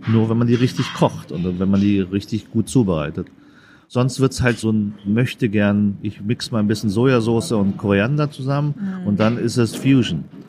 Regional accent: Germany; also born or lived in Vietnam; Ich bin zwar in Deutschland aufgewachsen, ich bin mit fünf Jahren hierher gekommen

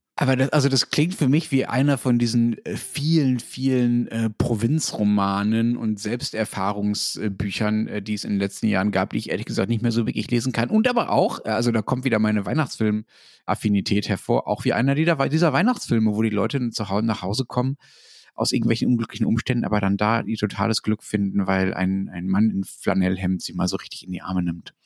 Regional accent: Germany

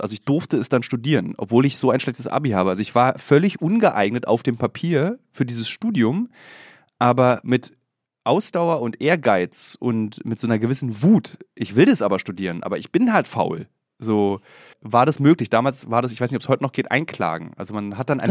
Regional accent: Berlin, Germany; Ich habe den großen Fehler ja als Berliner gemacht, in Berlin zu studieren.

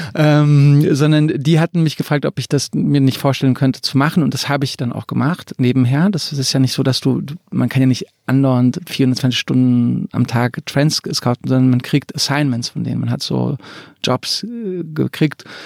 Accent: suburb of Frankfurt, Hesse, Germany; in dem Vorort von Frankfurt, wo ich groß geworden bin

